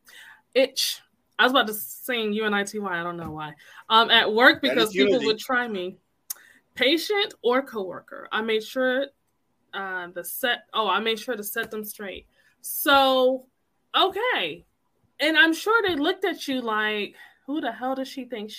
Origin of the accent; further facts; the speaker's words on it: Connecticut, United States; I'm from Connecticut, born and raised.